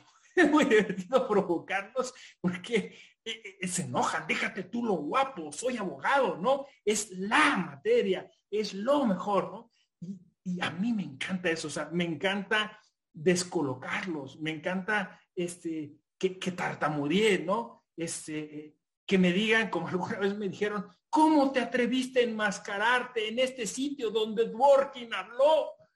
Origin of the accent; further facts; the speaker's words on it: Hidalgo, Mexico; moved away as an adult; also born or lived in Mexico City; yo soy de un pueblo, o sea, yo, yo vengo del estado de Hidalgo.